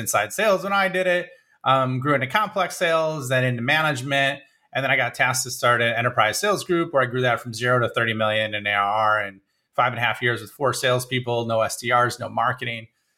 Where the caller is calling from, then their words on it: Illinois, United States; Like right outside of Chicago, straight west of Chicago.